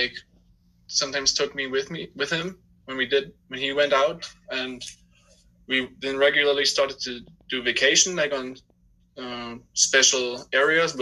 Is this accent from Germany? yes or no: yes; Germany; I'm from Germany